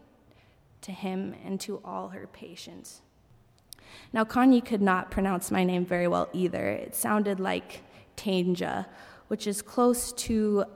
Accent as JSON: {"language": "English", "country": "United States", "also_born_or_lived": "South Africa", "said": "I was from America"}